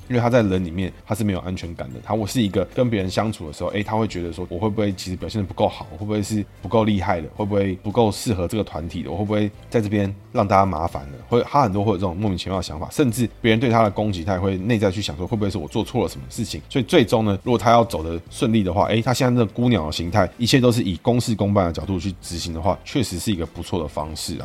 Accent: Taiwan; 我们台湾人

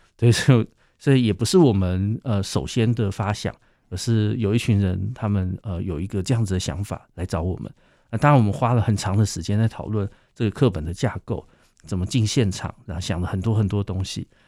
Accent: Taiwan; 我自己的台语其实并不好

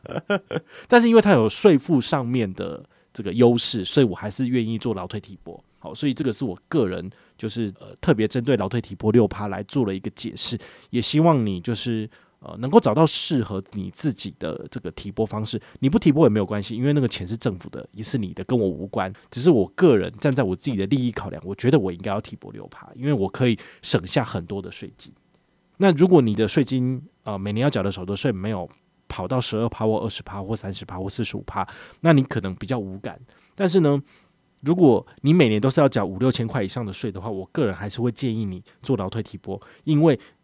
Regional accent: Taiwan; 我们台湾这边

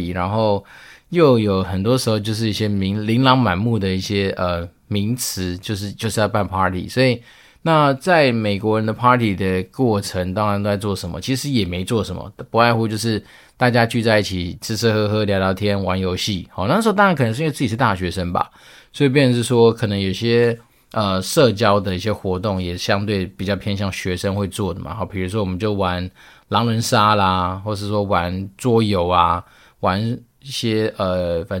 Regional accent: Taiwan; 其实有时候老美他们在吃很多东西的时候，确实是跟我们台湾人蛮不一样的

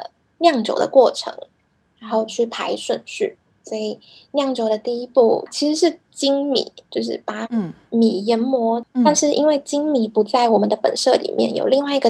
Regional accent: Kaohsiung, Taiwan; moved away as an adult; now in Japan; 因为我是高雄长大的孩子。

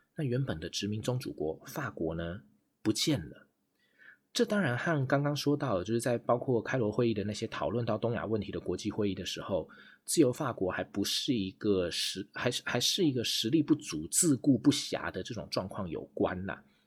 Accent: Taiwan; 身为台湾人

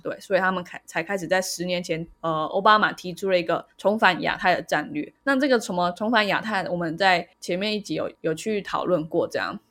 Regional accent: Taiwan; 就是我们台湾人应该很多人

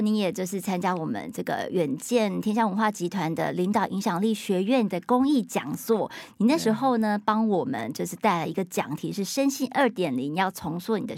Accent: Taiwan; 因为我们要都是在台湾，在华人社会长大的

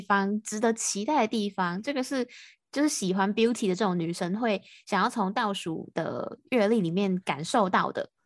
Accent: Taiwan; 我是台湾的

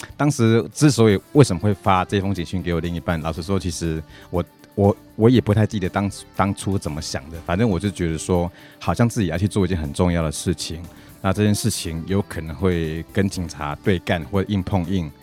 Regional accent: Taiwan; first language Taiwanese Hokkien; Chinese is a second language; 大家都是讲台语的环境之下长大的嘛

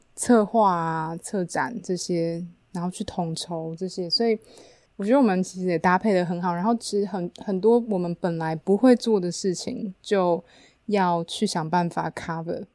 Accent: Taiwan; 我是台湾人

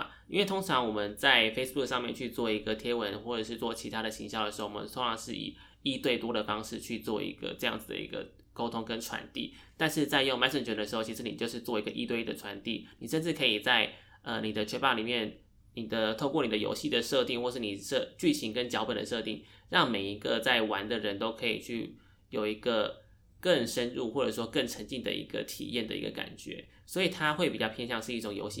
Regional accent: Taiwan; 我们台湾人都有在使用的社群平社群平台。

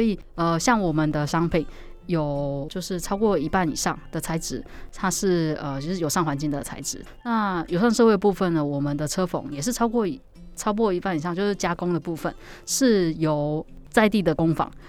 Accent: southern Taiwan, Taiwan; moved away; also born or lived in Taipei; 我们都是南部的小孩

